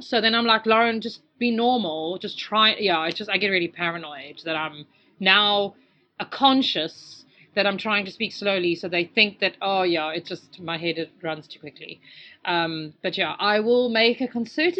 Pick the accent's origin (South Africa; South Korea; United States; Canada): South Africa; accent: South African; moved away; also born or lived in England; I sound more South African, which is fine because I am South African.